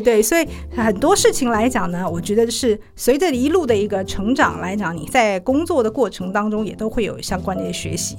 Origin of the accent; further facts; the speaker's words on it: Taiwan; also born or lived in Singapore; 因为我们会讲公台语嘛